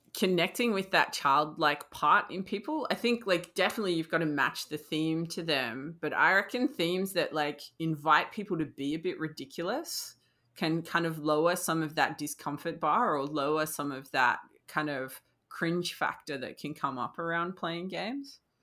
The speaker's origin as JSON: {"language": "English", "country": "Australia", "said": "as an Australian"}